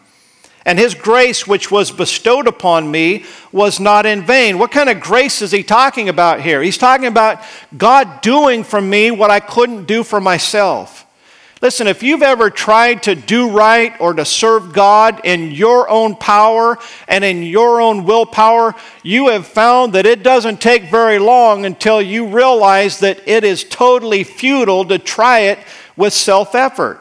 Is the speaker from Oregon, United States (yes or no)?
no; Idaho, United States; moved away; I grew up in Idaho